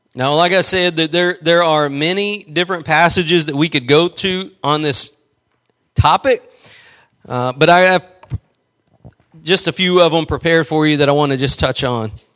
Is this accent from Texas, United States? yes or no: yes; East Texas, United States; I'm just from East Texas.